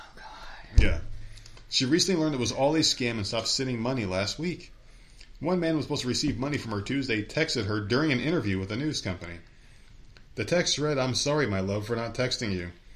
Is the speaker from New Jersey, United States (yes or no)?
yes; New Jersey, United States; also born or lived in New York; I grew up in Jersey.